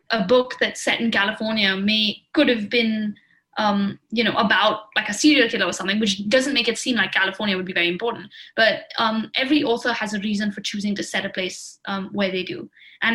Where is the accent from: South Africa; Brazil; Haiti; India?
India; Jammu and Kashmir; moved away; I grew up in Kashmir, so I had a kind of familial connection to it